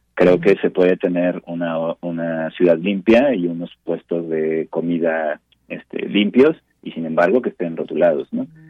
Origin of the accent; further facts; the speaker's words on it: Mexico City, Mexico; nosotros como mexicanos, como chilangos